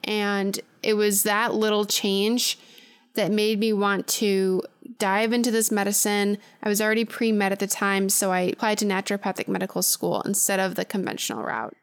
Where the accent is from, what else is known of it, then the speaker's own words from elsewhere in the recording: Chicago suburbs, Illinois, United States; I'm originally from the Chicago suburbs